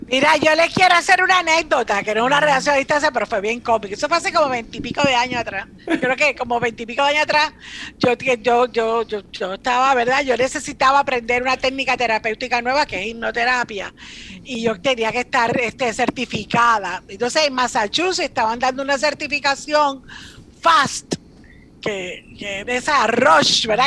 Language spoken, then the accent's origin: Spanish; Cuba; now in Puerto Rico; yo soy cubana